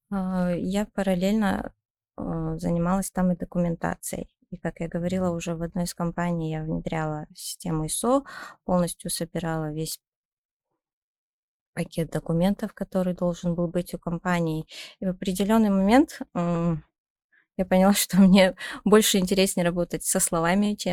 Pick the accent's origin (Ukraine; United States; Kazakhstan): Kazakhstan; Zhezkazgan, Ulytau Region; Я вообще родом из Жесказгана, как вы знаете.